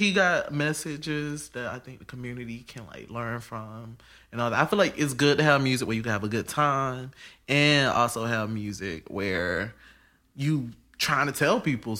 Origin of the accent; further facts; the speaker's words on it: Georgia, United States; I'm from Georgia.